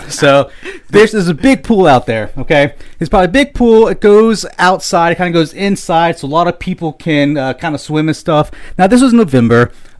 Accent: Daytona Beach, Florida, United States; I kind of like Daytona Beach. No harm against Daytona Beach. That is my hometown.

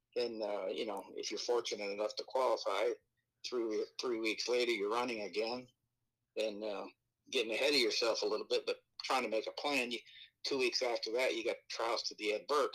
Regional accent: Los Alamitos, California, United States; I grew up down around Los Alamitos

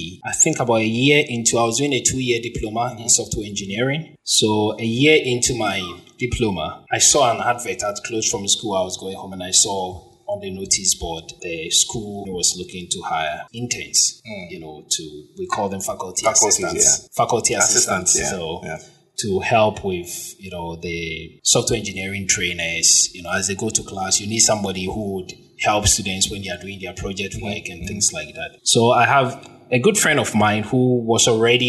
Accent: Ghana; I'm a Ghanaian, lived in Ghana for almost my entire life

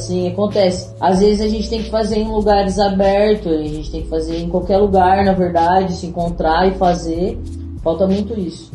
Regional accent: Pindamonhangaba, São Paulo, Brazil; now in Taubaté, Brazil; eu sou de Pindamonhangaba, moro atualmente em Taubaté

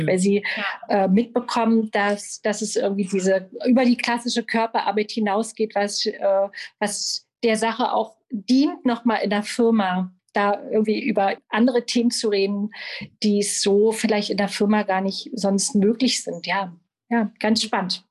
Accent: Berlin, Germany; Ich bin Berlinerin und unterrichte seit 15 Jahren Yoga überall in Berlin

